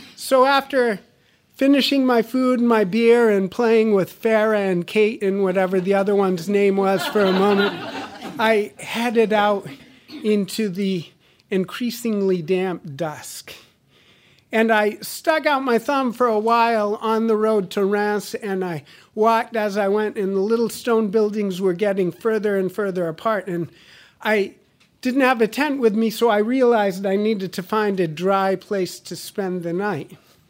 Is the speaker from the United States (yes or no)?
yes; United States; oui, je suis américain. Yes, I'm an American.